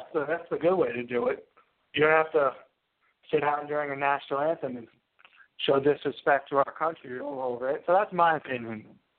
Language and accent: English; United States